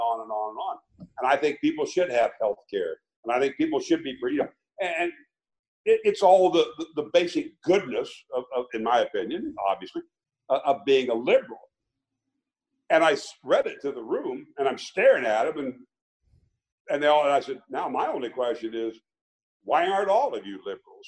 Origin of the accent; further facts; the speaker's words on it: Logan, Iowa, United States; my hometown in Logan, Iowa